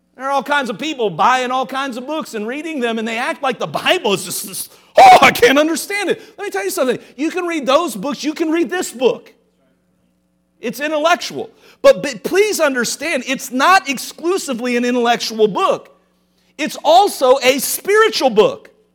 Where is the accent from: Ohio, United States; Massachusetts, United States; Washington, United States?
Ohio, United States; Cincinnati; moved away; I grew up in Cincinnati.